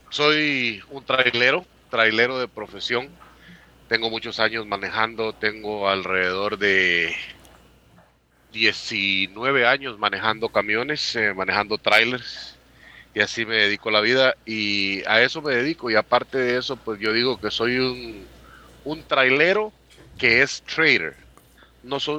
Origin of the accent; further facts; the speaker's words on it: Guatemala; moved away as an adult; now in United States; Yo vine a los Estados Unidos a los 20 años. Salí de Guatemala a los 19 y llegué a Estados Unidos a los 20.